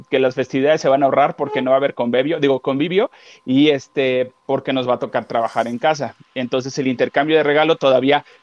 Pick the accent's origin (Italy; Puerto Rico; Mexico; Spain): Mexico; Costeño, Guerrero; accent: costeño; moved away; Si se me sale lo costeño, me van a tener que aguantar